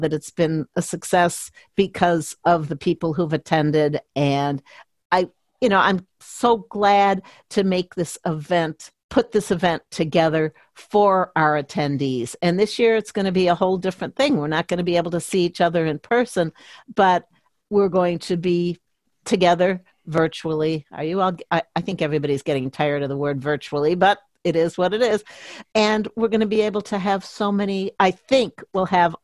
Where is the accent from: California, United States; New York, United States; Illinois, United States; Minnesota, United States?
Illinois, United States; Chicago; moved away as an adult; also born or lived in Milwaukee / Phoenix / Minneapolis; I grew up in the Chicago suburbs